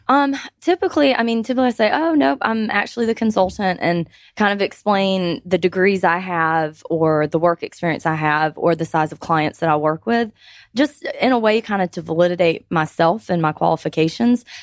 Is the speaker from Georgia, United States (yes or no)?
yes; Georgia, United States; I have lived in Georgia my whole life, so all thirty-one years I've been a Georgia resident